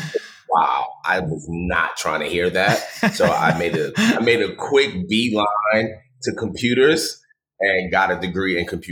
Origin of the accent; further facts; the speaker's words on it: New York, United States; moved away; I was born in New York